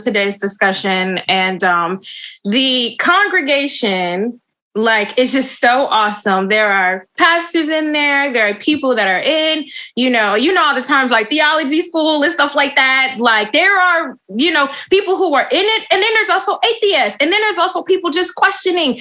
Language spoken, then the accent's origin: English; Michigan, United States; I'm from Michigan.